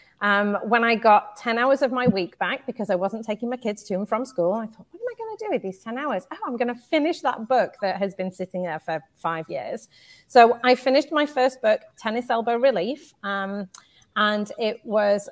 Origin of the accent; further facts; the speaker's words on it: United Kingdom; moved away as an adult; now in United States; You can probably tell from my accent. I am from the UK